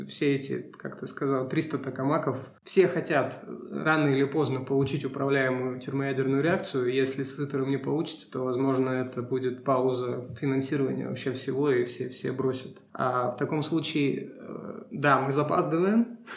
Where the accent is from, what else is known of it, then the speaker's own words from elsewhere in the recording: Russia; Ну, не Сибирь, да, мы, мы из России.